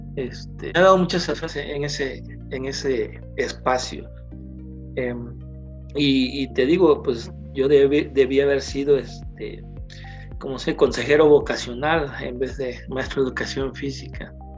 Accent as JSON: {"language": "Spanish", "region": "Guerrero", "country": "Mexico", "moved": "as an adult", "lives_now": "State of Mexico, Mexico", "said": "yo partí del Estado"}